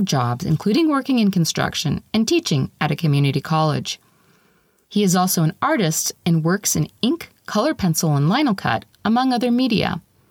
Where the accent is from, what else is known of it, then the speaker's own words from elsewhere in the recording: Las Cruces, New Mexico, United States; I grew up in the Las Cruces meeting